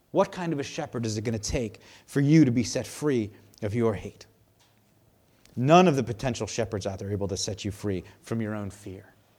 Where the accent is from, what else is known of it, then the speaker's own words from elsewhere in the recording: United States; I'm an American.